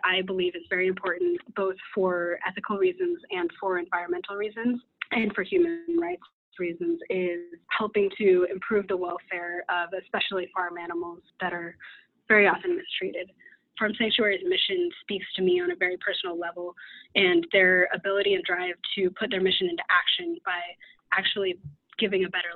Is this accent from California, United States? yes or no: no; Redmond, Washington, United States; moved away as an adult; now in Terre Haute, United States; I'm originally from the Seattle area in Washington, grew up in Redmond, so right near Microsoft